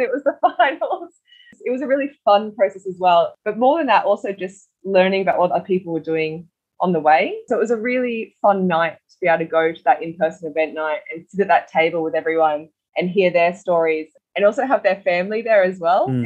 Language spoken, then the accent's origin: English; Cairns, Queensland, Australia; I was born in Cairns